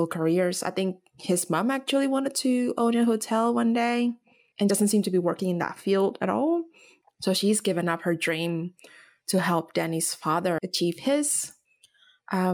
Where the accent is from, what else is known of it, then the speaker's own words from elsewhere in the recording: Indonesia; moved away as an adult; now in Australia; Growing up in Indonesia, obviously I was growing up in Asia